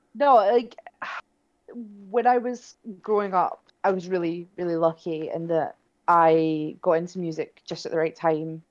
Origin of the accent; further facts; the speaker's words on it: near Kilsyth, Scotland, United Kingdom; I grew up not far from where they're from